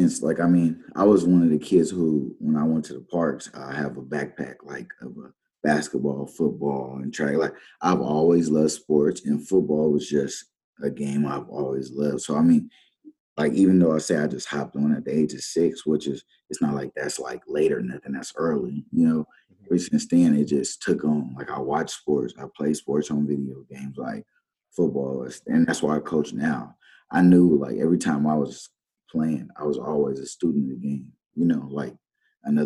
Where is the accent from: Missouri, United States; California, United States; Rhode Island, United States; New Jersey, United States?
California, United States; San Diego; moved away; also born or lived in Dakotas; I'm from San Diego, California. I started playing ball at the age of six